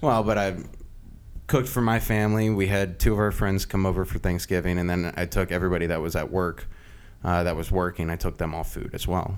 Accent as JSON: {"language": "English", "area": "Loudoun County", "region": "Northern Virginia", "country": "United States", "tie": "born or raised there", "moved": "as an adult", "said": "Northern Virginia."}